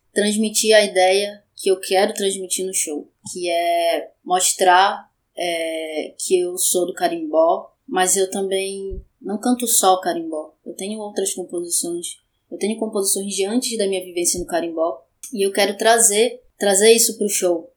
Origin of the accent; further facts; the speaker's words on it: Brazil; Eu sou de Coraci